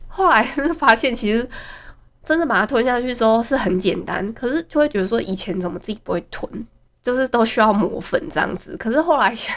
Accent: Hualien, Hualien County, Taiwan; 真的觉得花莲是一个很小的一个城市，所以我觉得没有必要直接说我是花莲的

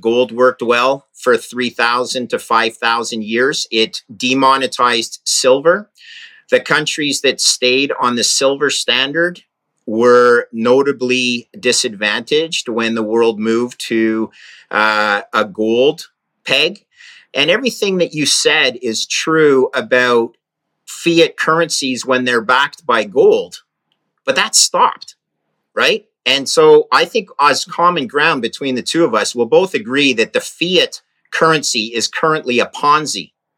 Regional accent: Canada; I'm a Canadian, but I'm in Maine right now.

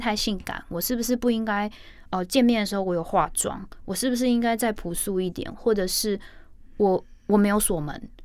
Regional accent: Hong Kong; moved away; 我也是在香港出生

